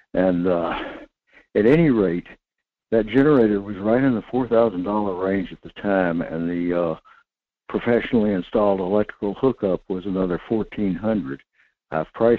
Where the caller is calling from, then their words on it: North Pole, Alaska, United States; in North Pole